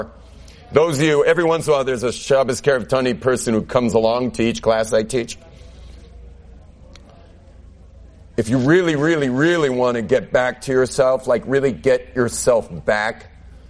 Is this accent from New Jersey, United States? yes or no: no; Southern California, United States; moved away as an adult; now in Jerusalem, Israel; I grew up in Southern California where there's no such thing as normal